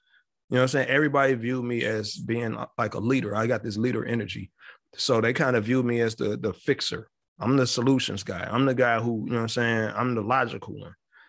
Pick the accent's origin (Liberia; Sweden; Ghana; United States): United States; Chicago, Illinois; And then because I'm from the city, I'm from Chicago.